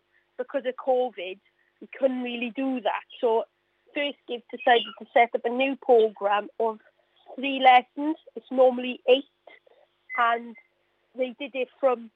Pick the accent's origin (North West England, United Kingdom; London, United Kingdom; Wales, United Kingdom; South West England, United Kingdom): Wales, United Kingdom; Mountain Ash; I'm from the Mountain Ash area, yes. So a lot of my family members live here